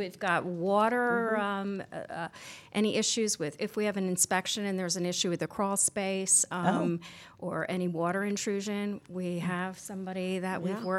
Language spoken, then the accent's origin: English; Albany, New York, United States; I'm from Albany, New York originally.